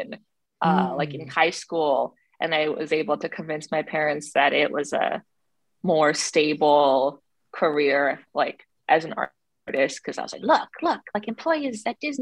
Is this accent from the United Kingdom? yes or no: no; Toronto, Ontario, Canada; also born or lived in China; So I grew up in Toronto, Canada. My parents immigrated from China when I was 2 years old.